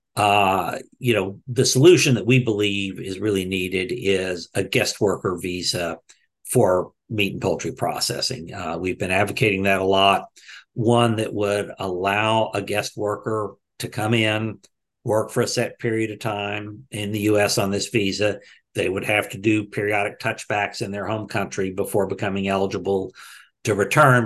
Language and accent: English; Texas, United States; I grew up in Texas.